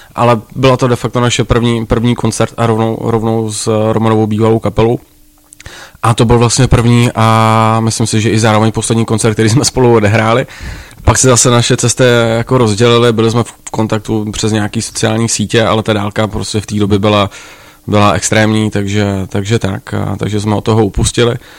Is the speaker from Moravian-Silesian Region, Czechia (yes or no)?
yes; Ostrava, Moravian-Silesian Region, Czechia; já jsem vyrůstal v Ostravě